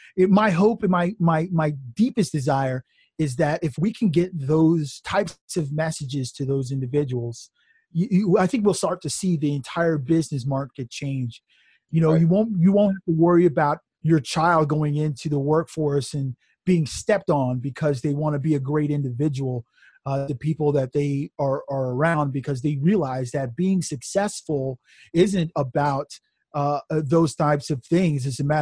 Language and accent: English; New Jersey, United States; live in New Jersey, and I talk about this in the first chapter of the book. I did a little bit of my growing up in Jersey.